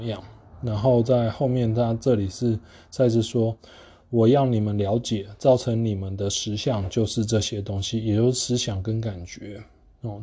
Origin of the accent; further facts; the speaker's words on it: Taiwan; 我们台湾人用的中文